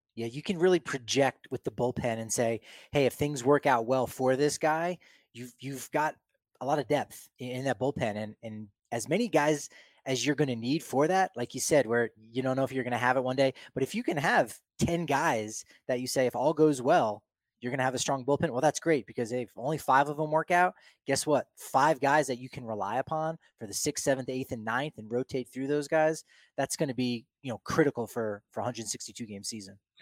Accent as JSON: {"language": "English", "region": "New Jersey", "country": "United States", "tie": "born or raised there", "said": "I grew up in New Jersey, you know, we were an hour outside of Philly in New York"}